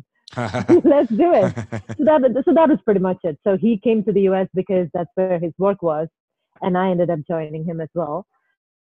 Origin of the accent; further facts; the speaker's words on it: Thiruvananthapuram, Kerala, India; now in Chicago, United States; I really grew up in a very middle-class, conservative Indian family there